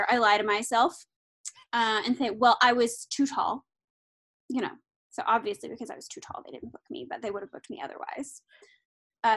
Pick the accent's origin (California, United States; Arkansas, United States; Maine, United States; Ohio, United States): Arkansas, United States; moved away; I am from Arkansas